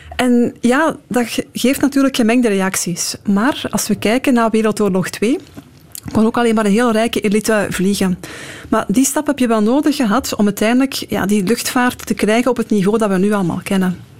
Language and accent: Dutch; Belgium; omdat we als Belgen ook in die Europese samenwerking zitten